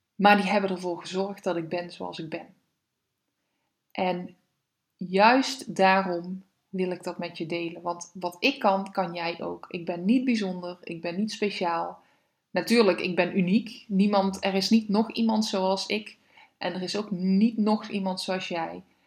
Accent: Weert, Limburg, Netherlands; now in Veldhoven, Netherlands; Kom eigenlijk uit Weer, dus ik ben een Limburgse

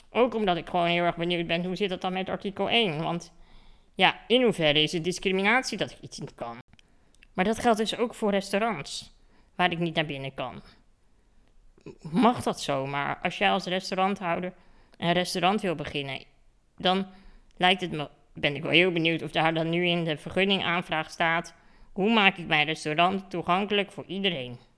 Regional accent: Netherlands; want ik kom uit Nederland en wij zijn hier gewend dat, eh, dat ik kaartjes moet reserveren.

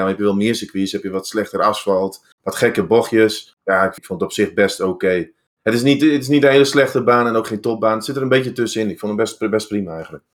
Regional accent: Netherlands; wij als Nederlanders, Europeanen

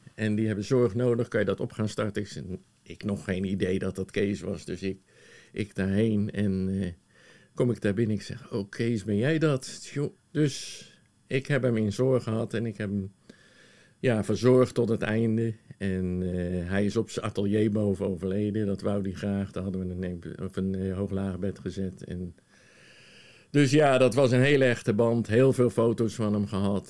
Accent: The Hague, South Holland, Netherlands; also born or lived in Woerden / Gouda; now in Sommelsdijk, Netherlands; ik ben in Den Haag geboren

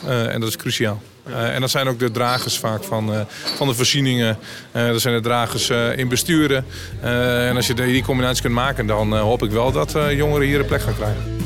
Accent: North-East Twente, Overijssel, Netherlands; Ik kom zelf uit Noord Oost Twente

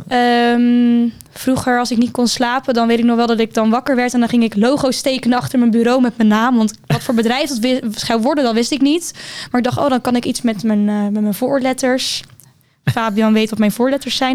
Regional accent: Hendrik-Ido-Ambacht, South Holland, Netherlands; moved away as an adult; now in Rotterdam, Netherlands; Ik kom uit Hendrikido Ambacht. Een klein dorpje dichtbij Rotterdam

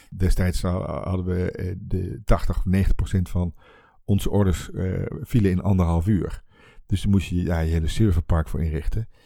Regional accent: Twente, Overijssel, Netherlands; moved away; dan ben ik eigenlijk teruggegaan naar waar ik vandaan kom, Twente.

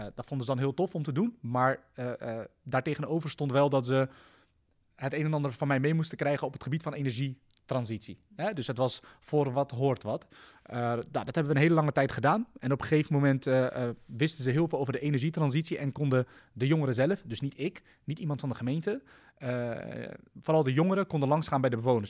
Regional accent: The Hague, South Holland, Netherlands; ik kom zelf uit de Schilderswijk

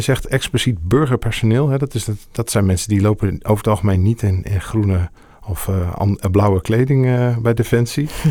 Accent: Assen, Drenthe, Netherlands; ik ben zelf geboren in Assen

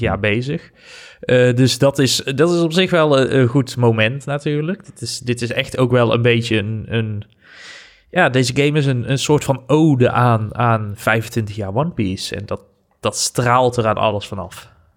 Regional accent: Netherlands; wij als Nederlanders

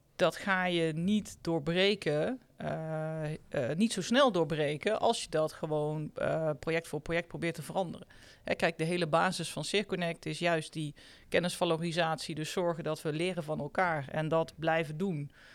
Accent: North Brabant, Netherlands; ik kom uit Brabant, dus vroeger zeiden wij bouwketen

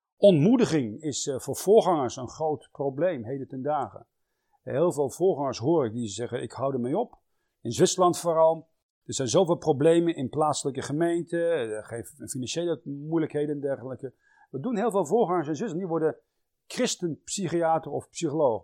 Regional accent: Netherlands; wij Nederlanders

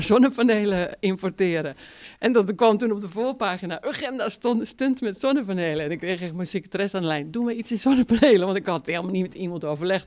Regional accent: Zaanstreek, North Holland, Netherlands; accent: Zaans; moved away as an adult; also born or lived in Utrecht; ik kom uit de Zaanstreek en dat is een taal, Zaans

